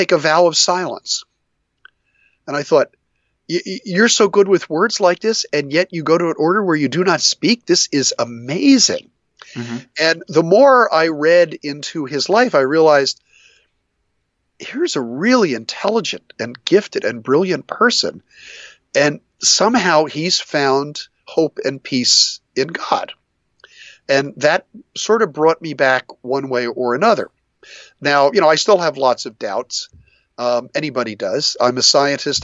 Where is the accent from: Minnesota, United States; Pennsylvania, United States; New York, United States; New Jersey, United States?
New Jersey, United States; I grew up in New Jersey.